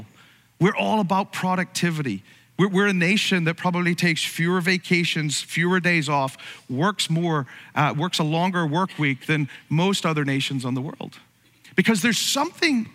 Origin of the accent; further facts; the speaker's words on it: Ireland; now in United States; you're from another country like me, from Ireland